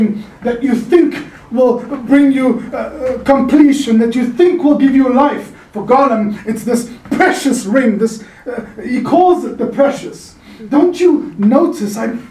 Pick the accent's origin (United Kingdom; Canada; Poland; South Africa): South Africa; now in California, United States; a South African Californian who grew up under an apartheid system